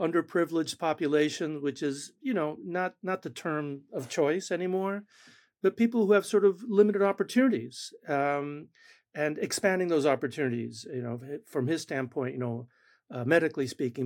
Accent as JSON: {"language": "English", "country": "Argentina", "tie": "born or raised there", "first_language": "Spanish", "second_language": "English", "moved": "yes", "said": "Spanish is my first language. I was born in Argentina."}